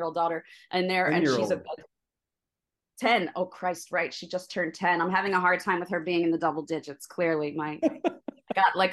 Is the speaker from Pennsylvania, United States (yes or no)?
yes; Delaware County, Pennsylvania, United States; I grew up in Delaware County, you know, went to high school here